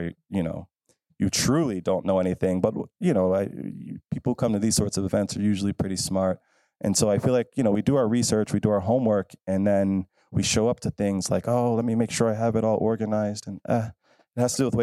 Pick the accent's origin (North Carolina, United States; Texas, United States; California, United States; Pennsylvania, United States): Pennsylvania, United States; Philadelphia; I'm from Philadelphia